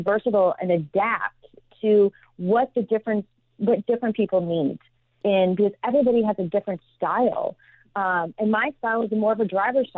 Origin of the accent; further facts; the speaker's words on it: Midwest, United States; moved away; I grew up in the Midwest